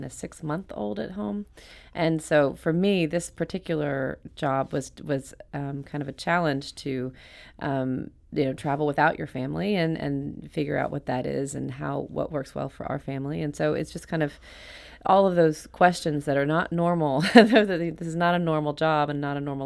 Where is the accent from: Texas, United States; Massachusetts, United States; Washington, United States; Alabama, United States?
Alabama, United States; now in New York, United States; I live in New York with my husband and family. I'm from Alabama